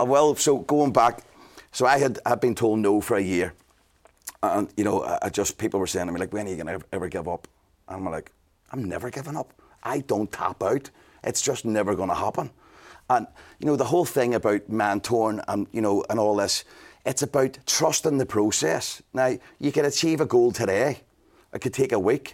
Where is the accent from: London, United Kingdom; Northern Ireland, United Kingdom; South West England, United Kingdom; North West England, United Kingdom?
Northern Ireland, United Kingdom; Belfast; growing up in Belfast